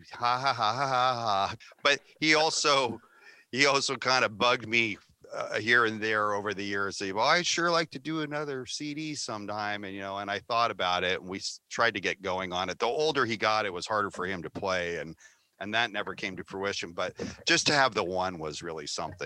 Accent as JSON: {"language": "English", "region": "California", "country": "United States", "said": "We're all from California"}